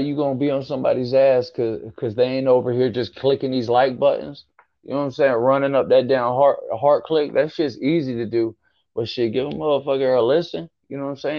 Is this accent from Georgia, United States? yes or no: yes; Georgia, United States; moved away as an adult; now in Florida, United States; I grew up in Georgia, just across the border